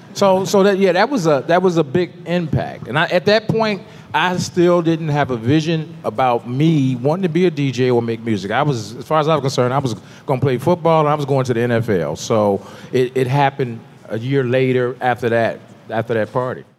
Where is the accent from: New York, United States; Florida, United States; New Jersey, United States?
New York, United States; moved away; I was from New York